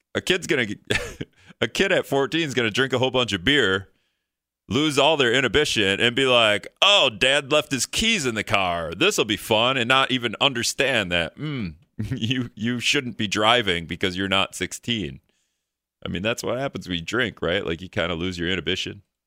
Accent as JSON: {"language": "English", "town": "Greenville", "region": "Wisconsin", "country": "United States", "also_born_or_lived": "Hortonville", "moved": "yes", "lives_now": "La Crosse, United States", "said": "I'm from Greenville. originally"}